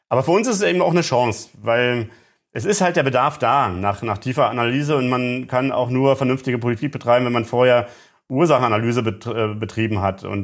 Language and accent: German; East Germany, Germany; ich komme selber aus der DDR und ähm, ähm, kenne diese, diese Gewissensbisse auch